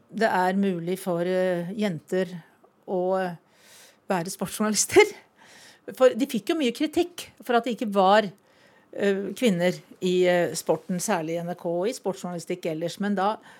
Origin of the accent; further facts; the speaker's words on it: Valdres, Innlandet, Norway; hjemme i Valdres